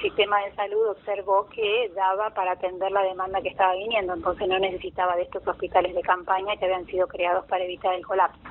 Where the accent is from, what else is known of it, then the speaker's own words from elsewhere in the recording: La Plata, Buenos Aires Province, Argentina; moved away as an adult; now in São Paulo, Brazil; nací en La Plata, viví en La Plata hasta que me vine acá.